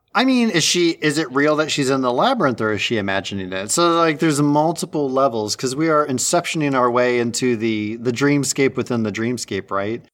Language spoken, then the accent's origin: English; Midwest, United States; growing up in the Midwest